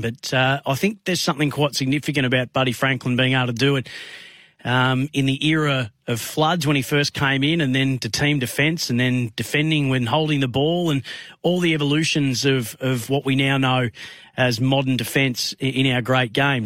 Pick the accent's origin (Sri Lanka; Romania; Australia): Australia; Bendigo, Victoria; now in Melbourne, Australia; my hometown of Bendigo